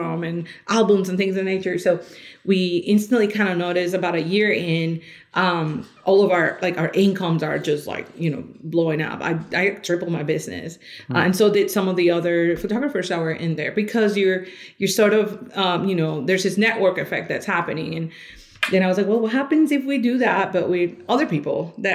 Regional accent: Colombia; now in Louisville, United States; I am actually originally from Colombia. I've been here in the States for about 21 years now

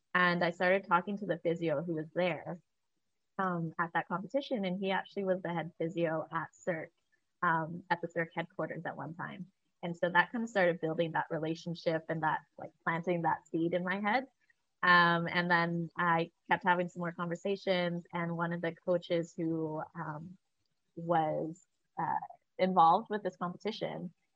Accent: Vancouver, British Columbia, Canada; moved away as an adult; also born or lived in Oregon; I grew up here in Vancouver, Canada.

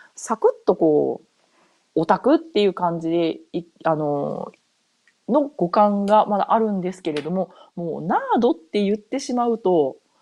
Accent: Japan; first language Japanese; moved away as an adult; now in North America

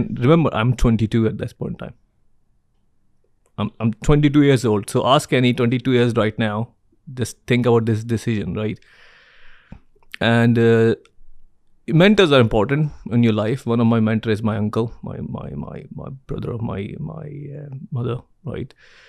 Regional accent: Karachi, Sindh, Pakistan; So I came from Karachi, very humbling background.

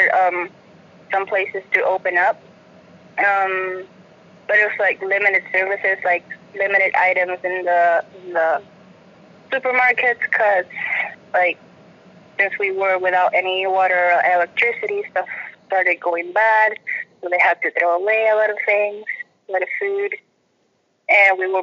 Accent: Vieques, Puerto Rico; moved away as an adult; now in Santa Cruz, United States; I was born in Puerto Rico, and I lived my whole life in the little island of Vieques, which is a tiny little island on the east of Puerto Rico, but it's part of Puerto Rico

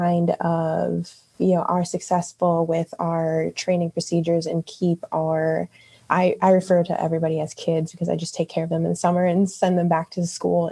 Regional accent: Wisconsin Dells, Wisconsin, United States; moved away as an adult; now in Columbus, United States; I am actually from Wisconsin, Wisconsin Dells area. That's the water park capital of the world. So I pretty much grew up around seasonal work.

